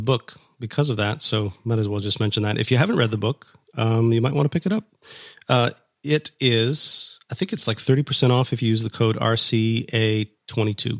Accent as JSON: {"language": "English", "region": "Minnesota", "country": "United States", "tie": "born or raised there", "moved": "yes", "said": "I grew up in Minnesota"}